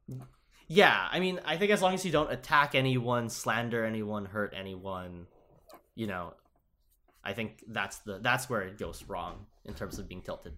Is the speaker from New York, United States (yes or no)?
yes; Upstate New York, United States; I came from Upstate too